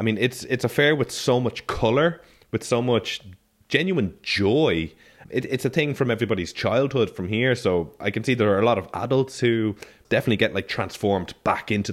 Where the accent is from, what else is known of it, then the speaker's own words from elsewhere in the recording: Ireland; now in Catalonia, Spain; being Irish and then moving over to here to Catalonia